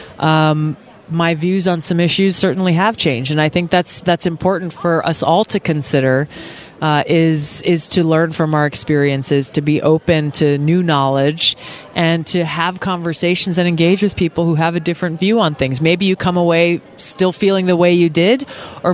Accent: Hawaii, United States; We have a huge homeless problem in my home state of Hawaii.

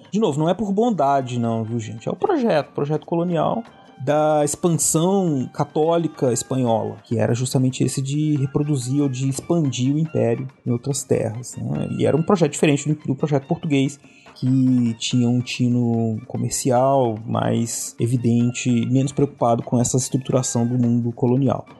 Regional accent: Brazil; nós brasileiros

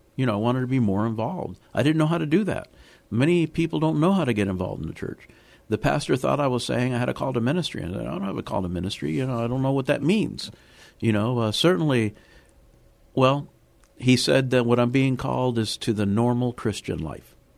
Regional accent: Miami, Florida, United States; moved away as an adult; also born or lived in Havana, Cuba / Chicago / New Orleans / Maryland; now in San Antonio, United States; I do remember growing up in Miami. I grew up in the inner city

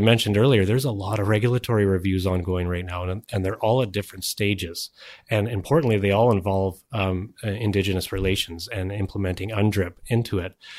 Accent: British Columbia, Canada; we have a responsibility as British Columbians

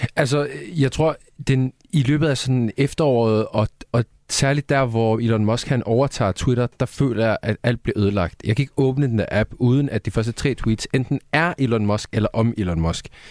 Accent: Sweden; now in Denmark; Jeg er svensker

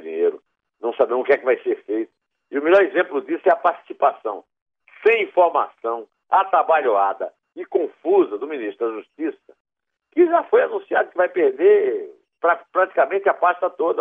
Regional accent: Iraúna, Northeast Region, Brazil; Eu tinha sete anos de idade, lá em Iraúna, onde eu nasci

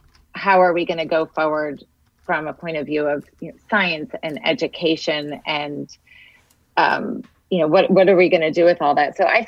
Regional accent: Danbury, Connecticut, United States; I remember I grew up in Danbury, Connecticut, where the Hubble telescope lens was made

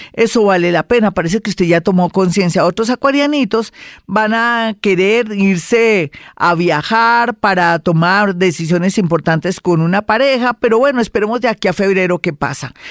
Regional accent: Colombia; somos colombianos

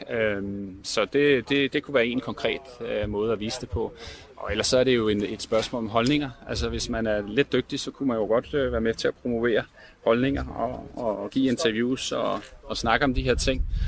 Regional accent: Denmark

